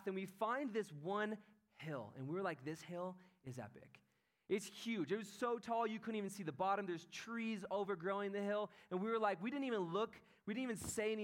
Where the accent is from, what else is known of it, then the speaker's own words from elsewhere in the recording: Encinitas, California, United States; I am from Encinitas